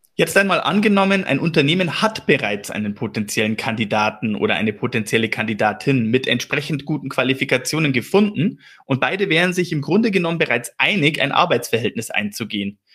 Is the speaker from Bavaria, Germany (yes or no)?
yes; Regensburg, Bavaria, Germany; Ich selber bin ja gebürtiger Regensburger